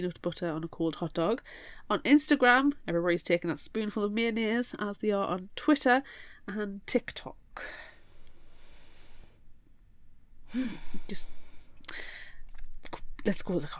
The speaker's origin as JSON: {"language": "English", "country": "United Kingdom", "said": "we're British"}